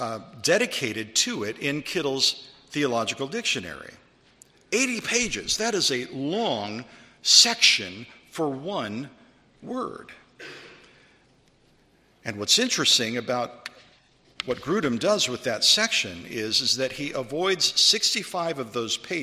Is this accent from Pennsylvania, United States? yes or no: no; California, United States; I was raised in California